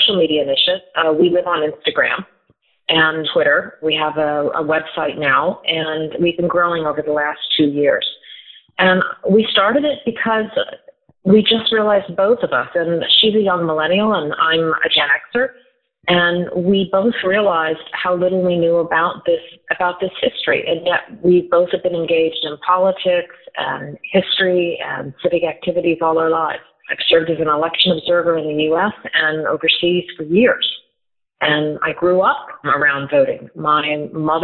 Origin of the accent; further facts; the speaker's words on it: Davenport, Illinois, United States; I was very fortunate growing up in Davenport, Illinois, and I was in a very strong school system.